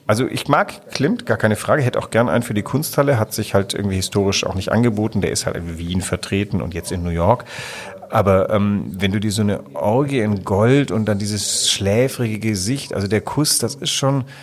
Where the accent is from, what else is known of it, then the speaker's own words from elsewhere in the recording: Southern Germany, Germany; born there; Ich bin zwar in Süddeutschland geboren, aber mich kannst du ja überall hinsetzen und ich versuche mich zu assimilieren.